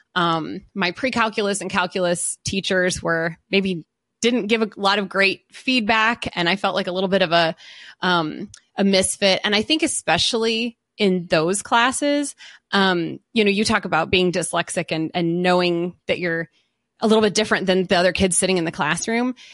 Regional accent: a suburb of Detroit, Michigan, United States; also born or lived in Southern California; when I was in elementary school, my dad got a new job and he got transferred and we moved to, uh, a suburb of Detroit. So we moved to Michigan.

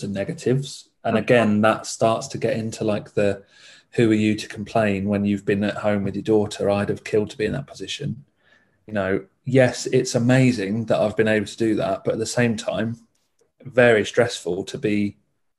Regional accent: Essex, East of England, United Kingdom; moved away; my family are from Essex. I'm from Essex. So I'm 200 miles away from all my family.

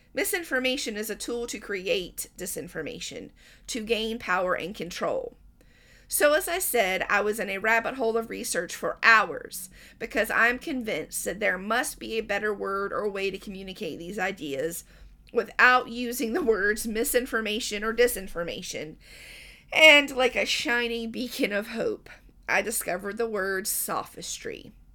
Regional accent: Southern United States, United States; I'm an American, more accurately a Southern American

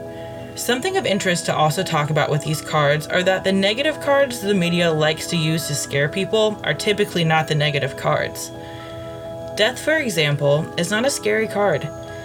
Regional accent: Midwest, United States; also born or lived in Ohio; I'm from the Midwest.

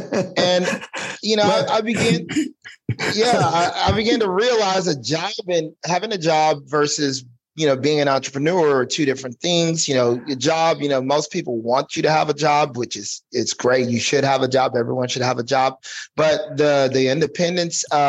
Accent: Texas, United States; moved away as an adult; now in Corona, United States; born and raised in Texas

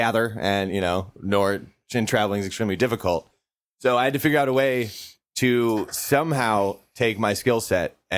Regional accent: southeastern Iowa, United States; moved away as an adult; now in Minneapolis, United States; I grew up in Iowa. We grew up in southeastern Iowa. And then I moved up to Minneapolis in my early 20s

